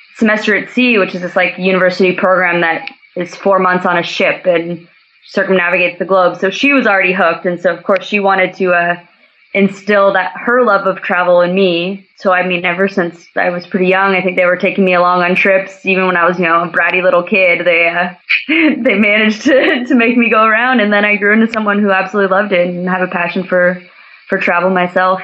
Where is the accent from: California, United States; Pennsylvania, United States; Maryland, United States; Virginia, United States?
California, United States; Santa Cruz; moved away as an adult; also born or lived in Upper Peninsula, Michigan / West Africa; So I'm from Santa Cruz, California